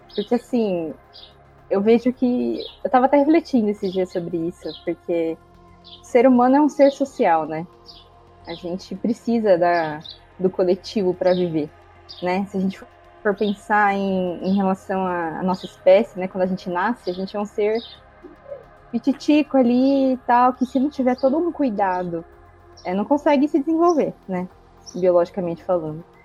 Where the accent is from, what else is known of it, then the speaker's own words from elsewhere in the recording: São Carlos, São Paulo, Brazil; sou de São Carlos, interior de São Paulo